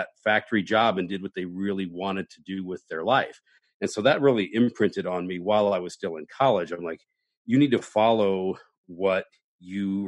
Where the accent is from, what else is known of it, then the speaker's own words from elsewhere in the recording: Midwest, United States; now in Los Angeles, United States; I'm from the Midwest and I have grown up in that blue collar